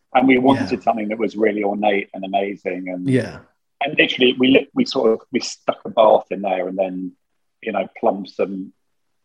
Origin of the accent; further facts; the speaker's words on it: United Kingdom; we're British